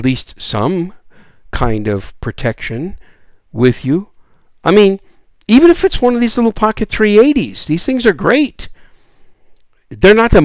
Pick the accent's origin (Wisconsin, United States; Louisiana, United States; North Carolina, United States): Wisconsin, United States; now in South Texas, United States; Wisconsin, my home state.